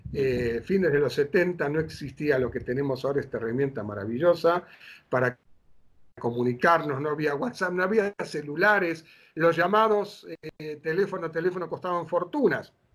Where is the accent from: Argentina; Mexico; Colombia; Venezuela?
Argentina; Buenos Aires; moved away as an adult; also born or lived in Mar del Plata; cuando vivía en Buenos Aires, desde niño hasta los años 70 que me fui a Mar del Plata